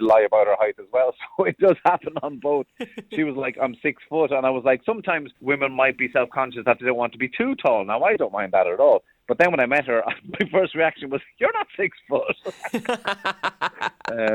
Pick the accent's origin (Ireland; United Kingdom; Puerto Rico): Ireland; Cork, Munster; growing up in a council estate in Cork